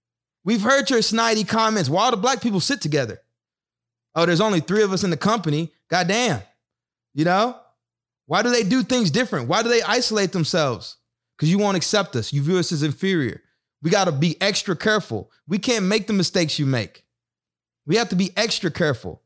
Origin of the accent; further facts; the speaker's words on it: Texas, United States; now in Newark, United States; I'm from Texas, on the other side of the train track